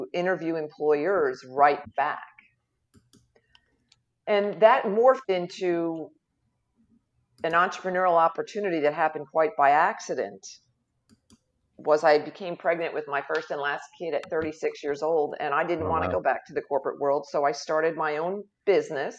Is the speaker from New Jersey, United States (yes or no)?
yes; Jersey Shore, Southern New Jersey, United States; moved away as an adult; now in Oklahoma, United States; I'm originally from Southern New Jersey, along the beautiful Jersey Shore. Born and raised and went to college there